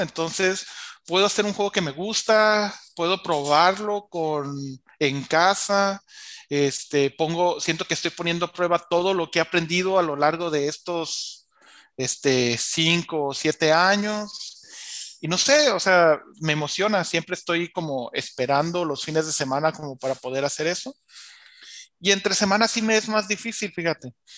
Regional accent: La Paz, Baja California Sur, Mexico; also born or lived in Mexico City; me regresé a, a mi pueblo, que aquí tienen su casa en La Paz, Baja California

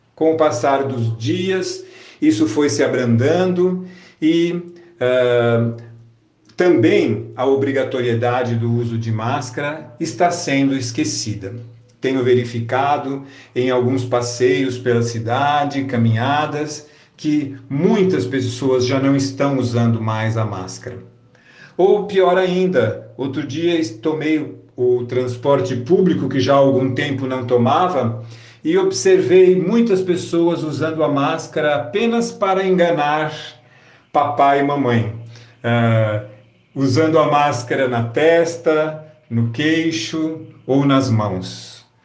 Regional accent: Brazil; como brasileiros

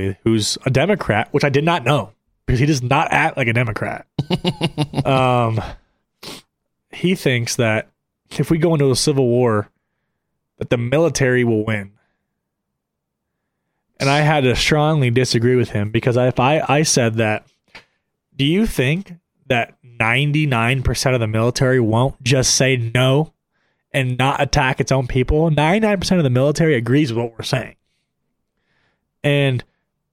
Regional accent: United States; I'm an American and I'm a patriot

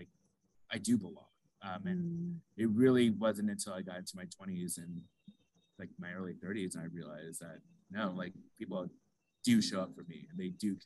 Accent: Phoenix, Arizona, United States; I'm also originally from Arizona from Phoenix. And Phoenix, at the time I was born, had maybe 4 or 5% Black people in it

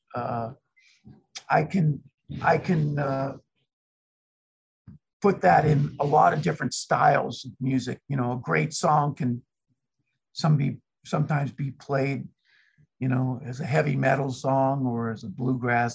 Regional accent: Los Angeles, California, United States; moved away; Originally, I was born in Los Angeles, California

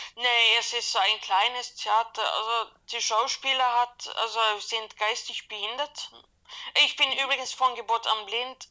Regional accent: Sweden; German is a second language; Ich bin gebürtige Schwedin

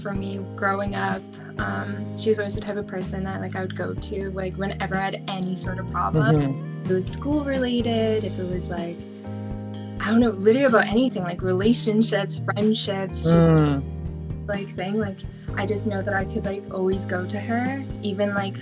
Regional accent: Toronto, Ontario, Canada; I'm 22, born and raised in Toronto, still living here.

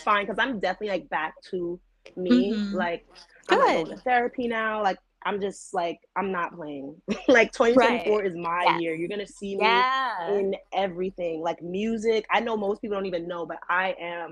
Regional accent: New York, United States; I'm from New York

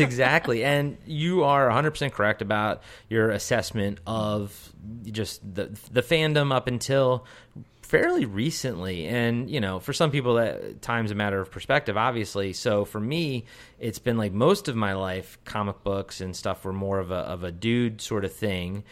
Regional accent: Baltimore, Maryland, United States; Baltimore, I'm from Baltimore

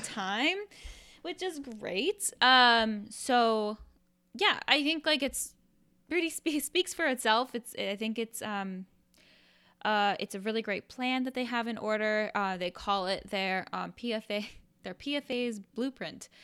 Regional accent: Iowa, United States; When I was a kid, I, I'm from, I'm from Iowa.

